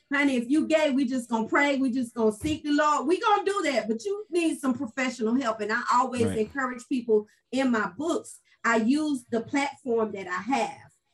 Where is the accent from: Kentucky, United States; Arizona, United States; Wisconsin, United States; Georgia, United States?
Georgia, United States; Valdosta; now in Atlanta, United States; I'm from Valdosta, Georgia. So grew up in the country, raised country, now been in Atlanta about 35 years